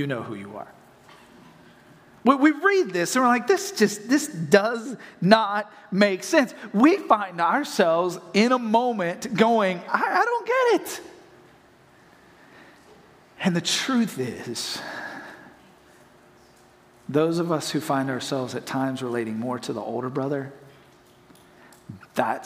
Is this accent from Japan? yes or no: no; Hendersonville, North Carolina, United States; now in Florida, United States; I'm from Hendersonville, North Carolina